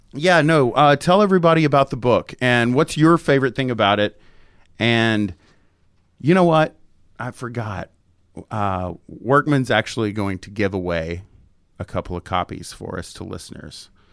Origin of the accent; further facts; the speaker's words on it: Tyler, Texas, United States; moved away; I'm in my hometown with my parents and my little girl, and I met them after church at this very very nice steakhouse in Tyler